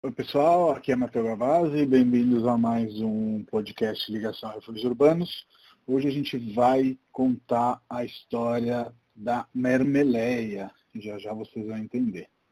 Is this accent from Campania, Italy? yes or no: no; Rome, Lazio, Italy; Portuguese is a second language; moved away as an adult; now in São Paulo, Brazil; Eu sou de Roma, na, na Itália